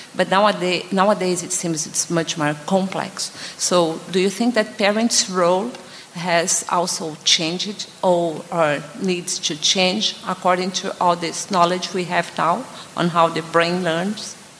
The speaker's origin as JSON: {"language": "English", "country": "Brazil", "said": "we are from Brazil."}